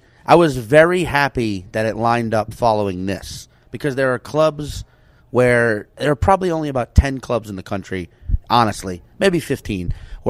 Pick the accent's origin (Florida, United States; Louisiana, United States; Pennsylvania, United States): Louisiana, United States; New Orleans; I'm from New Orleans.